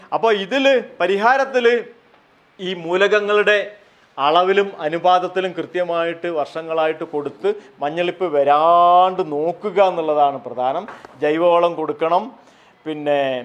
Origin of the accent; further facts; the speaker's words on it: Kerala, India; ഞങ്ങളുടെ നാട്ടിലൊക്കെ പോയിട്ടുണ്ട് അവിടെ വെള്ളരിക്കുണ്ട് എന്ന് പറഞ്ഞൊരു സ്ഥലത്ത്